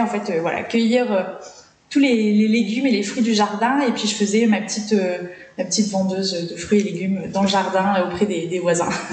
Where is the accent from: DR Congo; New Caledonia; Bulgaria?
New Caledonia; also born or lived in Paris region, France; j'ai passé toute mon enfance ici, et bah, j'ai carrément plus de souvenirs en, Calédonie.